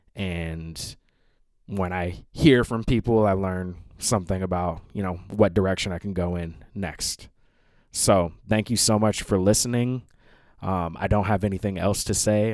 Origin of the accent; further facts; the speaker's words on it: Seattle, Washington, United States; moved away; also born or lived in Bushwick, New York; I'm in Seattle, Washington. It's my final night here. This is my hometown.